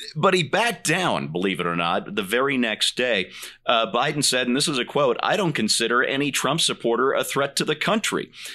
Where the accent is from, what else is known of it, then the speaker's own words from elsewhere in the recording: Colorado, United States; my home state of Colorado